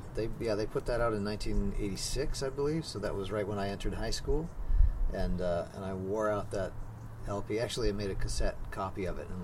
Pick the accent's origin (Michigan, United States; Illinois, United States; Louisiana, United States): Michigan, United States; Detroit; moved away as an adult; also born or lived in Cleveland / Boston; now in San Francisco Bay Area, United States; I grew up in the Detroit area, and then I went to school in both Cleveland and Boston.